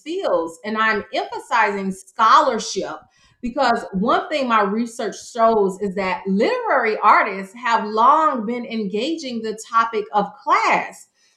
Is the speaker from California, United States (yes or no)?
no; Miami, Florida, United States; moved away; I was born and raised in Miami, Florida